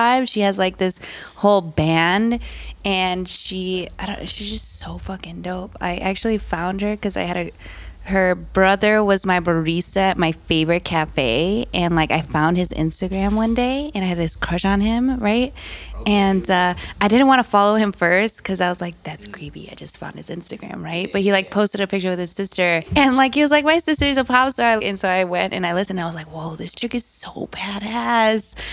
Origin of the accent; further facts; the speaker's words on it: Chicago, Illinois, United States; I'm just from Chicago